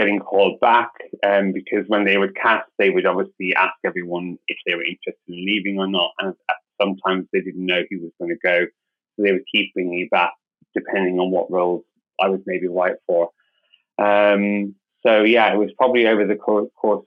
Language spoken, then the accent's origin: English; Cork, Munster, Ireland; moved away as an adult; also born or lived in London; I'm originally from Ireland, so I'm from Cork in the south of Ireland.